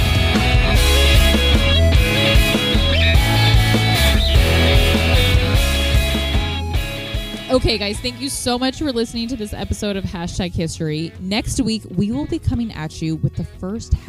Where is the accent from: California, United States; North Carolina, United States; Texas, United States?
California, United States; Sacramento; Technically, I live in a town just outside of Sacramento, but it's still in the greater Sacramento area